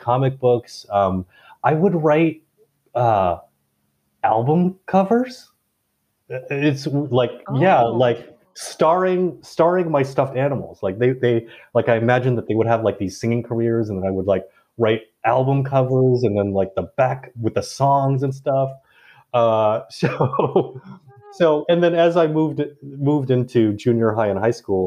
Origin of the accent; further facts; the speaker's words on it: Indianapolis, Indiana, United States; moved away; also born or lived in Bangkok, Thailand; I was born and raised mostly in Indiana, Indianapolis specifically, although there was a 1 or 2 year detour where as a baby I was sent off to live in Bangkok